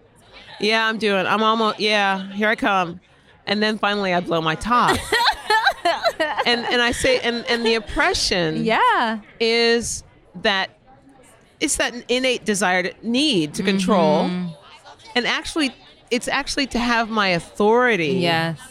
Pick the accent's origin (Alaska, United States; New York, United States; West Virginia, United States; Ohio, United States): Ohio, United States; Cleveland; I grew up in Cleveland, Ohio